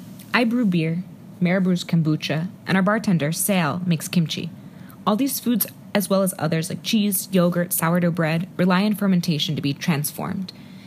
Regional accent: Cleveland, Ohio, United States; moved away as an adult; get reacquainted with my hometown was a joy. Cleveland's experienced a renaissance of sorts

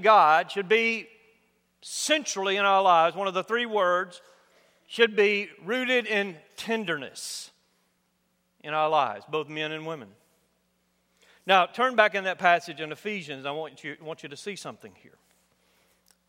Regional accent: United States; growing up in the United States, particularly in my generation, I'm a baby boomer

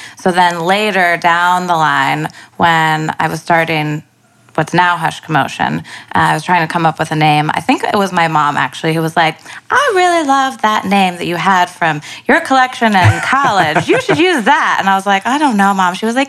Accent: North Carolina, United States; moved away as an adult; now in New York City, United States; From North Carolina.

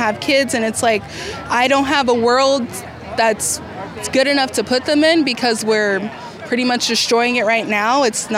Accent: Sacramento, California, United States; I'm from Sacramento. I was born and raised here.

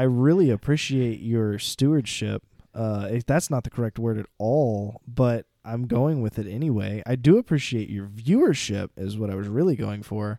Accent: Cajun, Louisiana, United States; La Place. I mean, we're Cajun.

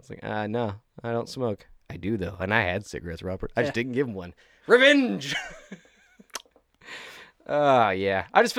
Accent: Ireland; I am Irish.

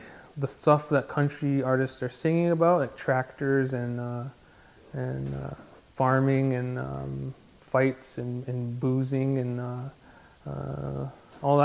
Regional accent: Six Nations, Ontario, Canada; also born or lived in Toronto, Ontario; I grew up on Six Nations. I was born in Toronto at Mount Sinai Hospital. I moved here when I was 3, and I've been here ever since

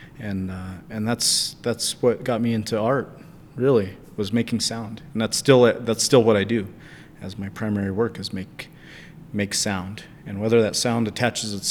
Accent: United States; moved away; also born or lived in Chinle, Arizona / Albuquerque, New Mexico; I grew up in Chinle, Arizona, and later on the family moved to Albuquerque

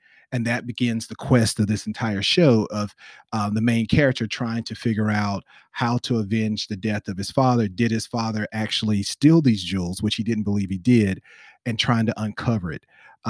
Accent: the South, United States; I'm from the South, so I don't have all those wonderful languages that you do.

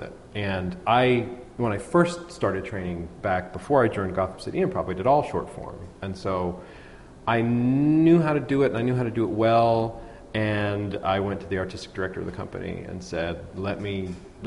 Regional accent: Pittsburgh, Pennsylvania, United States; also born or lived in New York; I grew up here in Pittsburgh

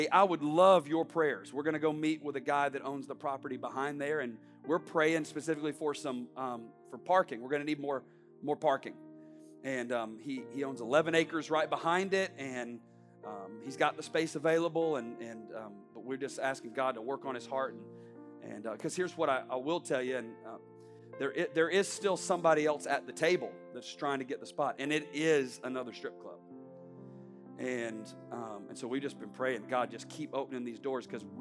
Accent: the South, United States; now in Palm Beach County, United States; I grew up in the South

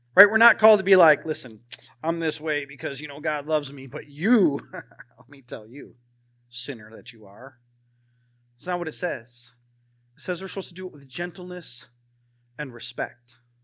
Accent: Wisconsin, United States; moved away; I'm from Wisconsin

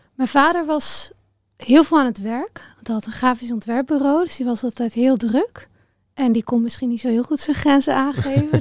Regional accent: Raalte, Overijssel, Netherlands; ik ben opgegroeid in Raalte. Dat is een eh, dorpje in Overijssel tussen Deventer en Zwolle in.

